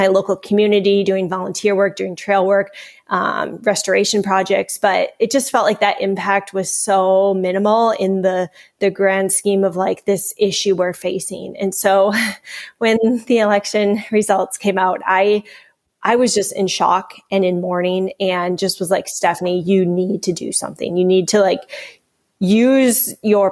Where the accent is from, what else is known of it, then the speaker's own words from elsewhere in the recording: Minnesota, United States; I hail from Minnesota